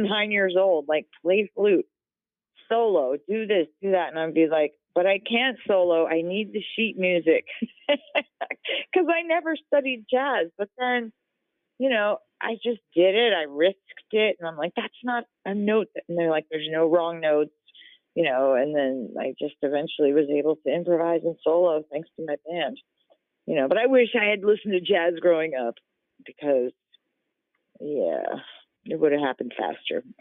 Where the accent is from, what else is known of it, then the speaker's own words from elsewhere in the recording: New Jersey, United States; moved away as an adult; also born or lived in New York City / California; I was born and raised in New Jersey, but most of my life was in New York City or out, you know, in boroughs or Hudson County, New Jersey